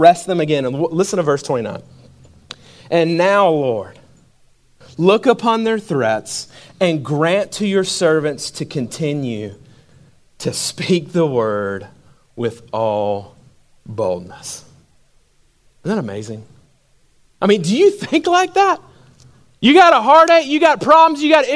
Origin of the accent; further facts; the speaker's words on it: Macon, Georgia, United States; when I grew up in Macon, Georgia.